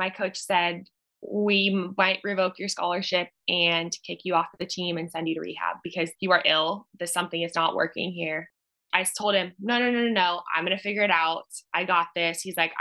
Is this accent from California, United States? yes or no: yes; Orange County, California, United States; moved away as an adult; also born or lived in Washington, D.C. / New York; I am born and raised in Orange County, California